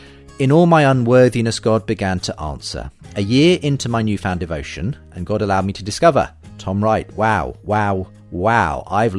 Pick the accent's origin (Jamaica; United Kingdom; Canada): United Kingdom; I'm very British when it comes to talking about my faith openly